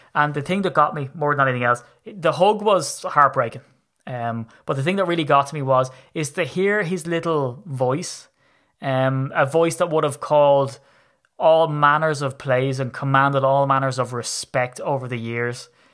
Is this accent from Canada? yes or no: no; Ireland; I'm Irish